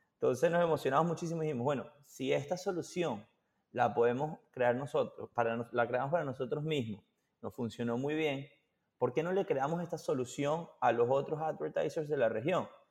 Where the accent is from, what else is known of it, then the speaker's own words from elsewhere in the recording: Venezuela; moved away; also born or lived in Boston; nosotros somos de Venezuela